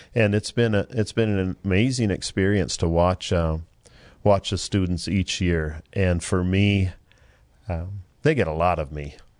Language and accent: English; Minnesota, United States; moved away; I'm from Minnesota